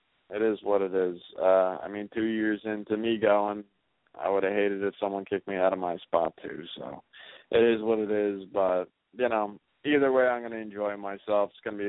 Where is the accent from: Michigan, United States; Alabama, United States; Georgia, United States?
Michigan, United States; Detroit; God, I was raised in Detroit, and, you know, I have a lot of things to talk to that guy about.